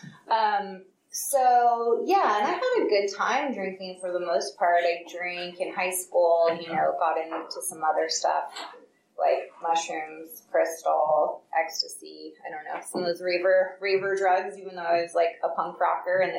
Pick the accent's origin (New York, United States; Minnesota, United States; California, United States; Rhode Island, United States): California, United States; Piedmont; also born or lived in San Francisco; I was born in San Francisco, grew up in Piedmont